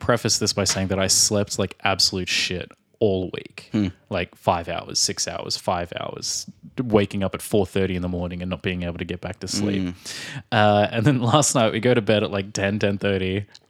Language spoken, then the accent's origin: English; Australia; moved away; from Australia.